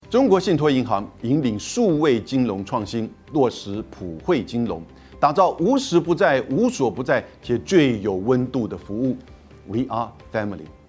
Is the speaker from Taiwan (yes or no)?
yes; Taiwan; 我们台湾人